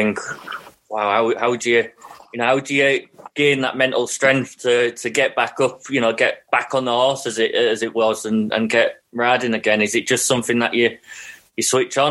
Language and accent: English; Hull, Yorkshire and the Humber, United Kingdom; I'm from Hull